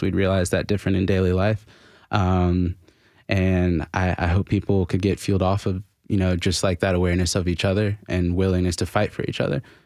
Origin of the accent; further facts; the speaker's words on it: Florida, United States; also born or lived in China; now in Nashville, United States; I'm from Florida